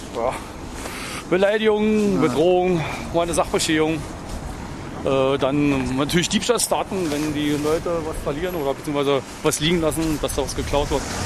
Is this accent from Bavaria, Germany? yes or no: no; Thuringia, Germany; moved away as an adult; now in Berlin, Germany; ich stamme aus Thüringen.